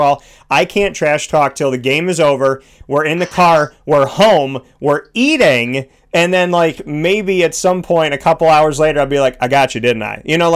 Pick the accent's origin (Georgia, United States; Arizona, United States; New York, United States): New York, United States; Syracuse; from Syracuse to Toronto. So I essentially did the trek from my hometown